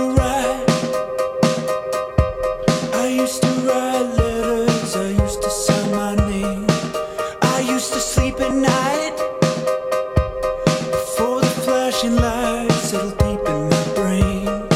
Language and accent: English; Idaho, United States; the house I grew up in Idaho.